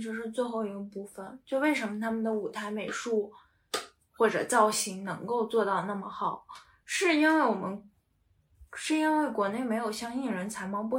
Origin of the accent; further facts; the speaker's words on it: Northeast China, China; now in United Kingdom; 那那我们东北人也能歌善舞，嗯，我们东北人还能讲演小品呢。